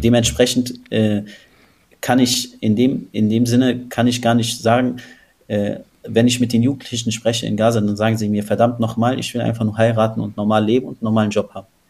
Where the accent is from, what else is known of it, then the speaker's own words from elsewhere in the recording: Berlin, Germany; ich bin in Berlin groß geworden und aufgewachsen